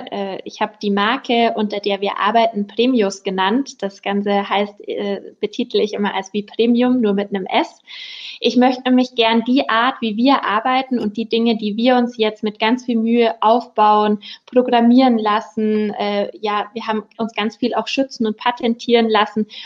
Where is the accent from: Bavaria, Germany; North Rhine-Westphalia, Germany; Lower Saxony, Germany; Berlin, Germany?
Bavaria, Germany; Peiting; Also ich bin 28, ich komme aus der Großstadt Peiting